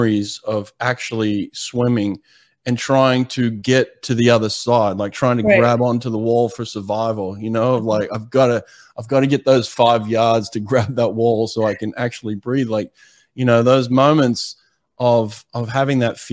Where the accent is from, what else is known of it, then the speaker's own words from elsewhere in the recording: Sydney, New South Wales, Australia; I grew up in Sydney, Australia